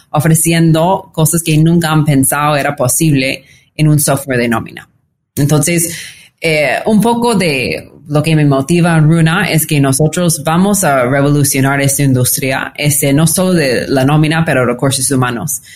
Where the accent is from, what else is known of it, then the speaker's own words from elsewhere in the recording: California, United States; Spanish is a second language; moved away as an adult; also born or lived in New York / Lima, Peru; now in Mexico City, Mexico; soy, californiana de todo el corazón